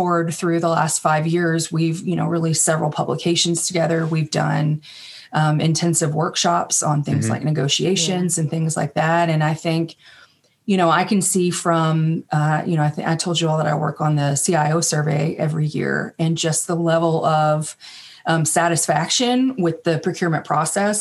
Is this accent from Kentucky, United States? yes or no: yes; Kentucky, United States; moved away as an adult; also born or lived in Washington, D.C.; I'm from Kentucky, but then moved up there after I graduated college